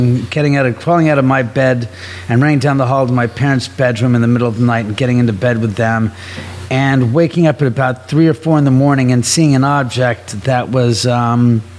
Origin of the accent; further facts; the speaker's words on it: Beverly Hills area, California, United States; I was born and raised in the area